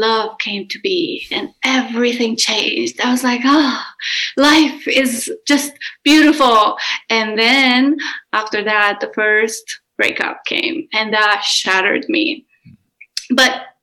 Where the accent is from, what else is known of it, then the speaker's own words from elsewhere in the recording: Romania; I am Romanian and I grew up in Romania.